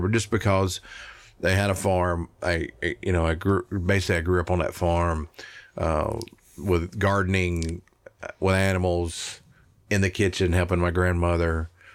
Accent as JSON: {"language": "English", "town": "Smyrna", "region": "Tennessee", "country": "United States", "tie": "born or raised there", "also_born_or_lived": "Nashville, Tennessee / Arkansas", "said": "I was born and raised in Middle Tennessee. And I grew up on a, on my family farm, which is, uh, actually in Smyrna, Tennessee"}